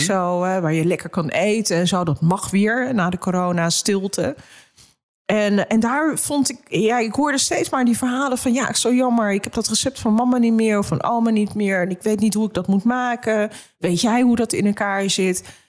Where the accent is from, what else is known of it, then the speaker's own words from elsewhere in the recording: Amsterdam, North Holland, Netherlands; Ik ben in Amsterdam geboren.